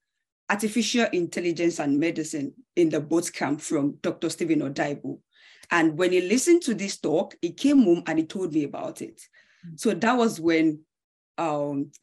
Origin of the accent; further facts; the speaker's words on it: Nigeria; moved away as an adult; now in Canada; I'm from Nigeria. I've lived in Nigeria all my life